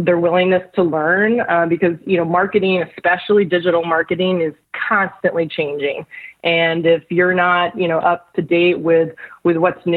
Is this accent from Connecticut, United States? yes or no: yes; Connecticut, United States; moved away as an adult; now in Virginia, United States; I grew up in Connecticut, so I'll say I'm a Yankee at heart